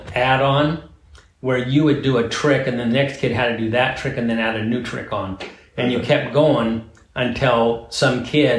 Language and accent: English; Coos Bay, Oregon, United States; I grew up in Coos Bay, Oregon, which is a beautiful town on the Oregon coast.